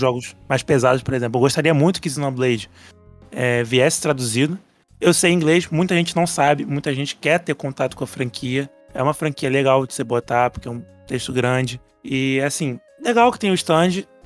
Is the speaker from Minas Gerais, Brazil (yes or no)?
no; Rio de Janeiro, Brazil; só que eu sou do Rio